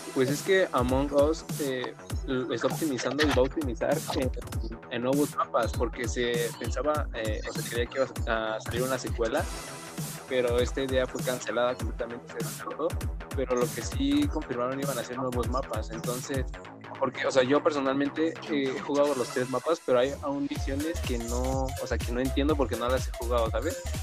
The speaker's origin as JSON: {"language": "Spanish", "country": "Mexico"}